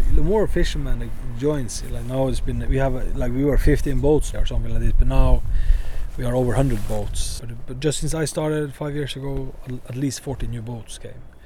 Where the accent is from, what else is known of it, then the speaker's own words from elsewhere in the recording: Vardø, Finnmark, Norway; I, I kind of grew up here. Yeah. Like I, it's my hometown